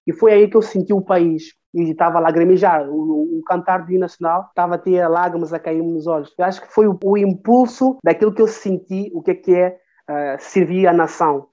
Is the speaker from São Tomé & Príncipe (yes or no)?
yes; São Tomé, Água Grande, São Tomé & Príncipe; sou de cidade da Água Grande, que é a capital.